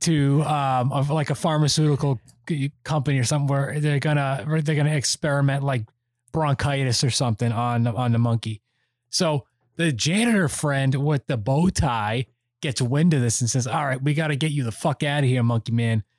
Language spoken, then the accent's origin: English; near Worcester, Massachusetts, United States; our closest city from where we grew up in Worcester, Massachusetts